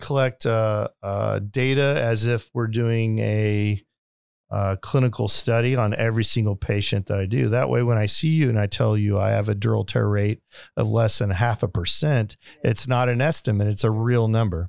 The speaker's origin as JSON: {"language": "English", "town": "Springfield", "region": "Missouri", "country": "United States", "tie": "born or raised there", "also_born_or_lived": "Las Vegas / Detroit / Branson", "moved": "yes", "said": "I grew up in Springfield, Missouri"}